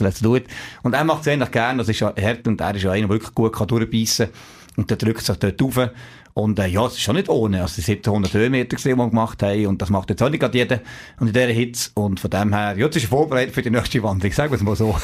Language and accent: German; Neuchâtel, Switzerland; Ich komme aus, also aus Neuenburg, aus Sambles, so ein kleines Dorf neben Neuenburg.